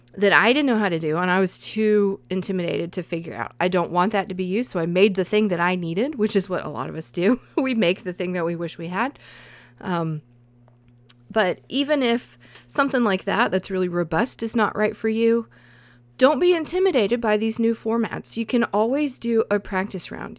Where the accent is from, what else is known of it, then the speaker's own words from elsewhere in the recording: the South, United States; accent: southern; I think my accent comes out